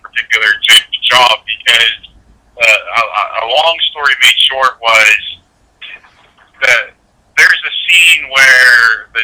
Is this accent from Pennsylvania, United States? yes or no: yes; Pittsburgh, Pennsylvania, United States; being that I'm from Pittsburgh, my in-laws still live in Pittsburgh out by the airport.